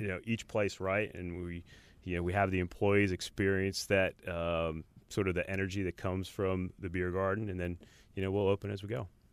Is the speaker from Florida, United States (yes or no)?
no; South Orange, New Jersey, United States; moved away as an adult; also born or lived in Richmond, Virginia / New York City / Asheville / New Orleans; now in Charlotte, United States; I grew up in South Orange, New Jersey